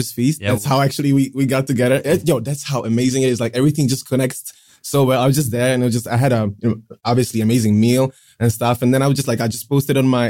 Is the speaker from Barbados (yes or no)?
no; Prague, Czechia; also born or lived in Pilsen; I'm living in Prague since I was four